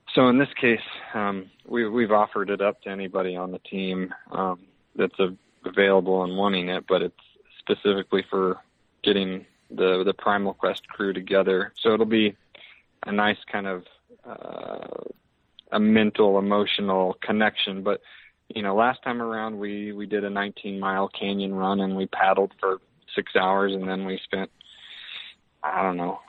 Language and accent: English; Lawrence, Kansas, United States; moved away as an adult; now in Salt Lake City, United States; I learned the the appreciation for hard work early back mm. in the eastern Kansas area, Lawrence, Kansas